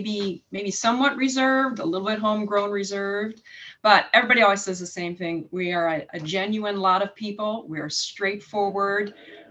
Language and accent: English; Milwaukee, Wisconsin, United States; also born or lived in Illinois / Minnesota; Well, I am Midwest born and raised. I was born in Wisconsin, Milwaukee. And then we kind of jumped around the Midwest a little bit, did a stint in Illinois and then Minnesota and then back to Illinois.